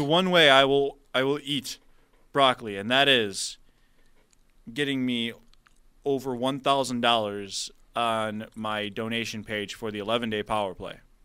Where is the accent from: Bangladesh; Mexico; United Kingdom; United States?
United States; Buffalo, New York; we're from Buffalo